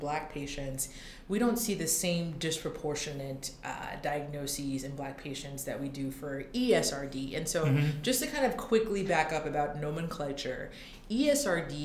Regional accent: Philadelphia, Pennsylvania, United States; also born or lived in Ithaca, New York / Nashville, Tennessee / Boston, Massachusetts; I'm from the Philadelphia area originally

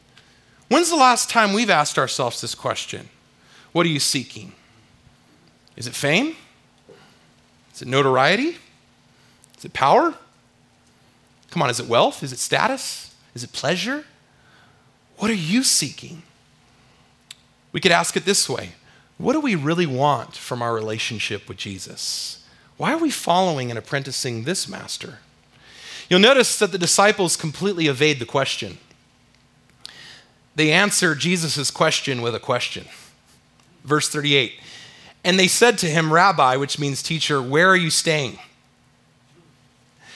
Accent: California, United States; moved away; I'm from California

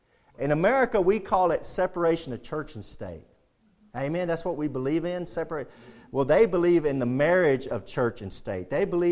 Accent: United States; We're a Christian first and then we're an American. I'm proud to be an American. And I have a flag. I love being American. And I'm proud to be an American, but I'm a Christian first.

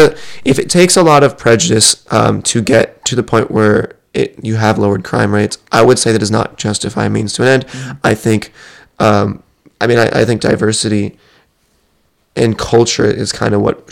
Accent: United States; white kid growing up in America

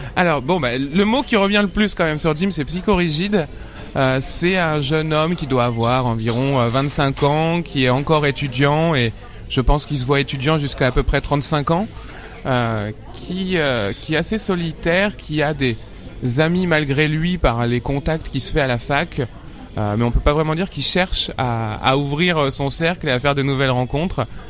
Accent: Paris suburbs, Île-de-France, France; j'ai grandi en banlieue parisienne, dans le 94

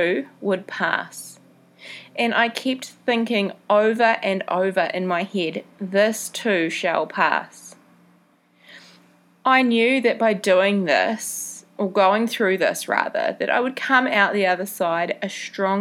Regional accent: Mount Maunganui, Bay of Plenty, New Zealand; moved away; My hometown, Mount Maunganui, is a beautiful beach town back in New Zealand

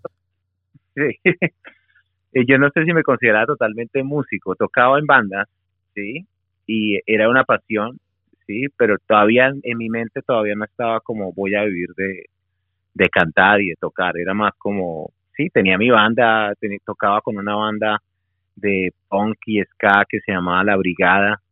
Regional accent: Barranquilla, Atlántico, Colombia; accent: costeño cachaco; moved away as an adult; also born or lived in Bogotá; now in Melbourne, Australia; en Barranquilla mi infancia hasta los 10, 11 y, eh, y después en Bogotá hasta los 22 y aquí en, en Australia llevo 20 años

